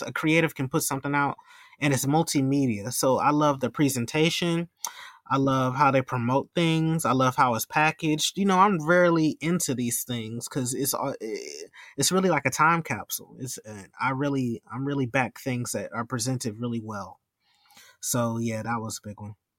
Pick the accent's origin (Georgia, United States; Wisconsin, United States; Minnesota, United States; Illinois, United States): Wisconsin, United States; Milwaukee; my hometown here in Milwaukee